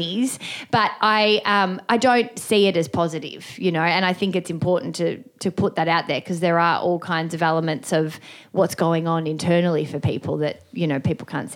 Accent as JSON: {"language": "English", "town": "Melbourne", "region": "Victoria", "country": "Australia", "tie": "born or raised there", "said": "I grew up in the western suburbs of Melbourne."}